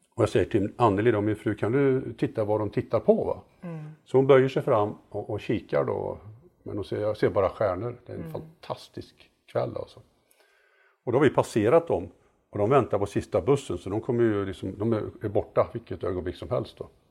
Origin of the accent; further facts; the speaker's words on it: Mariestad, Västra Götaland, Sweden; moved away; jag var med och byggde ett eh, amatörobservatorium i Mariestad där jag är född